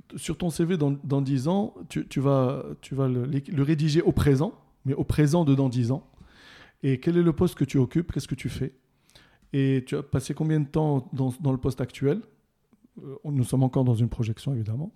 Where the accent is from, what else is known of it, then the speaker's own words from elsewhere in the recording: Casablanca, Casablanca-Settat, Morocco; also born or lived in Rabat; j'ai passé mon enfance plutôt à Casablanca.